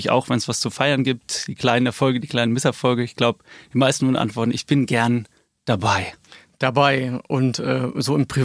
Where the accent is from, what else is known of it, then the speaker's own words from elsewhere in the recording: Rhineland, Germany; gut, ich komme hier aus dem Rheinland, also erstmal Hashtag Rheinland, glaube ich.